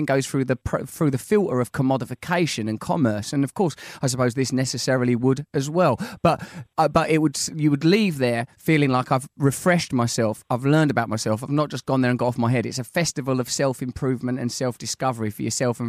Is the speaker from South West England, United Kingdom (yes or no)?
no; Sidcup, London, United Kingdom; That's what I always used to say when I was a little girl growing up in Sidcup